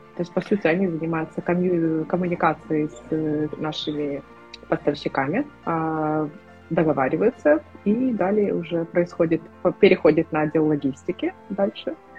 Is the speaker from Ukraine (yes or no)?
yes; Ukraine; я из Украины